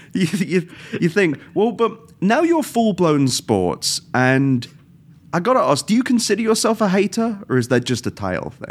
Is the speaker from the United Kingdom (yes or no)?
yes; England, United Kingdom; now in United States; being British